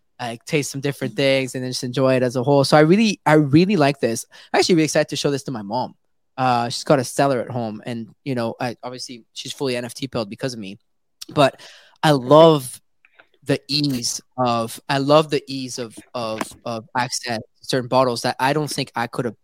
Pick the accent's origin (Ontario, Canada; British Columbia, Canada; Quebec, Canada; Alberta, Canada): Quebec, Canada; Montreal; Out here in North America, I'm from Montreal